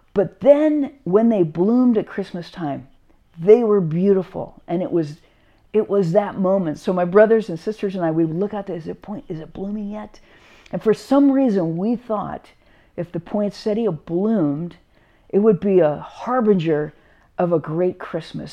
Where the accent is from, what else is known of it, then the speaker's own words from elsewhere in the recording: Carlsbad, California, United States; when we were growing up in Carlsbad, uh, my brothers and sisters and I, it didn't, didn't snow in Carlsbad